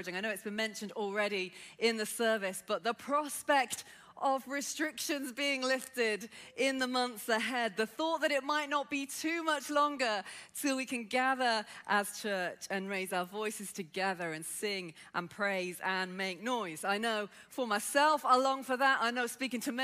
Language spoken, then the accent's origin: English; Birmingham, West Midlands, United Kingdom; accent: Brummie; I grew up in inner city Birmingham. Yes, I am a Brummie